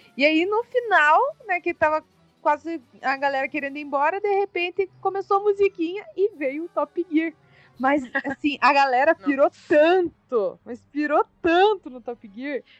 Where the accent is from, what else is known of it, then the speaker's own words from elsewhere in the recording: Curitiba, Paraná, Brazil; eu sou de Curitiba e pobre